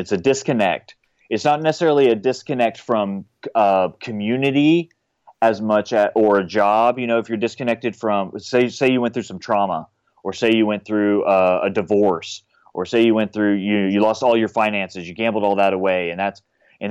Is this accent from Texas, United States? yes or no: yes; San Antonio, Texas, United States; moved away as an adult; also born or lived in Los Angeles; now in Nashville, United States; grew up, born and raised in San Antonio.